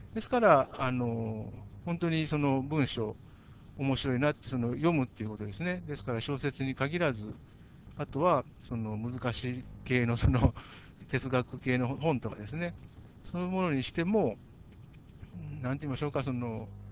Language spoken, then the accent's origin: Japanese; Japan; 私日本人だから日本語の方が分かりやすい